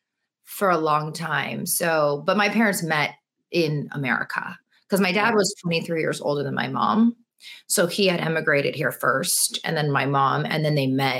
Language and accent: English; United States; parents only spoke Chinese and we would always speak back in English. And I think that is a very common first generation kid thing to do because I wanted to be American, you know? Yeah. And I was American